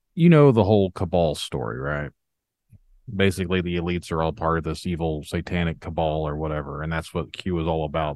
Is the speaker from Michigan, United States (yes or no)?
no; Indiana, United States; I'm from Indiana